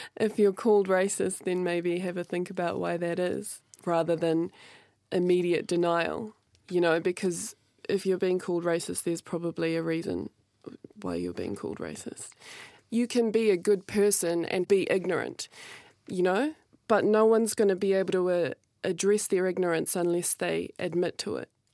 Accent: New Zealand; I'm from New Zealand

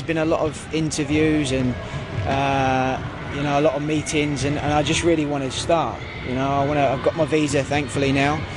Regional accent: United Kingdom; moved away as an adult; also born or lived in Bahrain; being British

